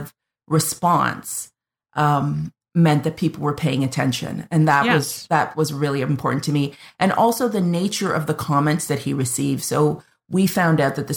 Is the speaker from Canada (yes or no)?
yes; Canada; I'm the Canadian